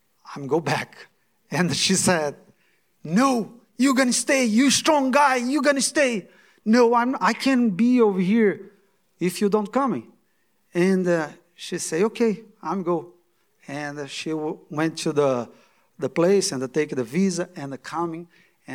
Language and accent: English; Brazil; English is a second language; moved away as an adult; now in United States